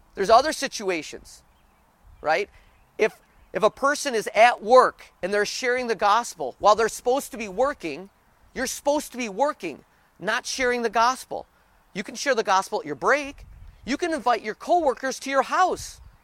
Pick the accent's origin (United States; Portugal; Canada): United States; our country